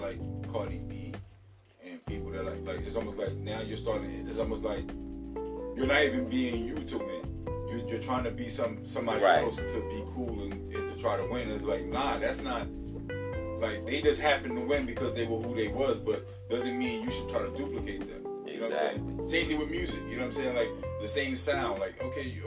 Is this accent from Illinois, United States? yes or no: no; Alabama, United States; I'm from Alabama. My family's Alabama.